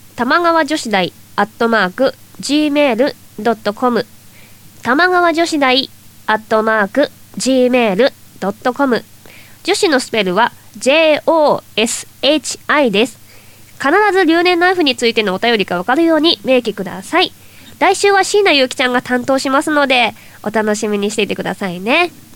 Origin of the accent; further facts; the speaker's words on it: Toyama, Japan; うちの地元富山県